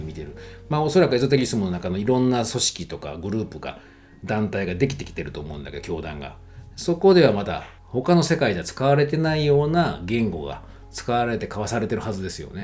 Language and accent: Japanese; Kyoto, Japan; moved away; 京都にあの自分の地元の京都に帰った